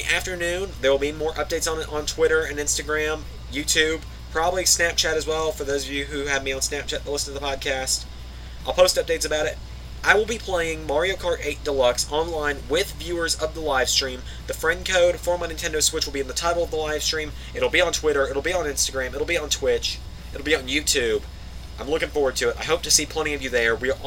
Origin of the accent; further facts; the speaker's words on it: Georgia, United States; my home state of Georgia.